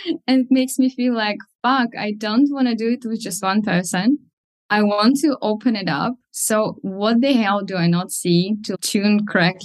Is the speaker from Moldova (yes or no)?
yes; Moldova; first language Russian; English is a second language; now in United Kingdom; I currently live in the UK, but I'm from Eastern Europe, Moldova, and my mother tongue is Russian